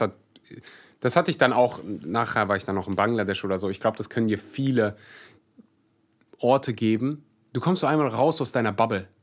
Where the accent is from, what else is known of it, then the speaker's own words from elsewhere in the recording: Kleve district, North Rhine-Westphalia, Germany; ich komme aus Kreis Kleve.